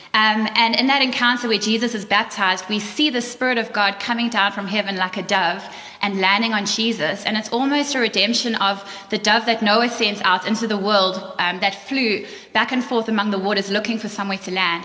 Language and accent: English; South Africa; moved away; we're from South Africa too